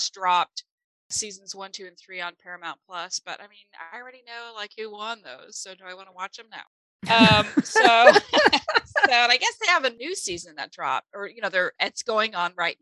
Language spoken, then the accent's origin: English; Germany; first language German; English is a second language; moved away; English is my second language. I tell people this all the time. German's my first language